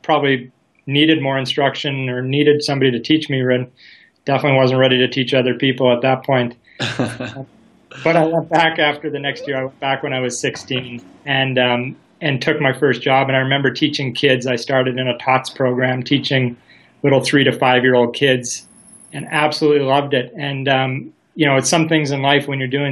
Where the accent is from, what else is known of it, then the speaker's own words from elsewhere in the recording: Nova Scotia, Canada; moved away as an adult; also born or lived in Silver Star, British Columbia; growing up in Canada, especially in Eastern Canada, where I grew up, Nova Scotia, so way out on the Atlantic coast.